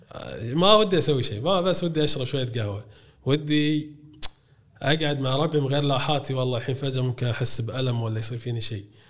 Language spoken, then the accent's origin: Arabic; Kuwait; عندنا بالكويت